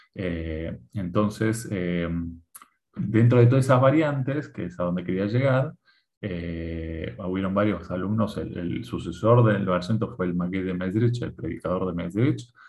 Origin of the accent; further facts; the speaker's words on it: Argentina; moved away as an adult; now in Israel; de, Argentina salimos el 14 de mayo